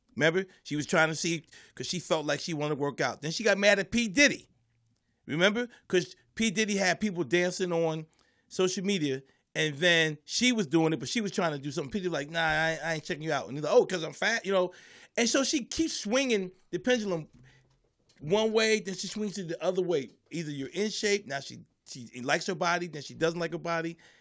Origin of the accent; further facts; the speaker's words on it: Philadelphia, Pennsylvania, United States; growing up in Philly